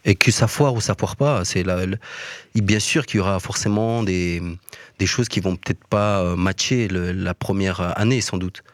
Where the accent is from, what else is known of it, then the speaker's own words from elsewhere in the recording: Mons, Wallonia, Belgium; moved away as an adult; now in Brussels, Belgium; Je viens de Mons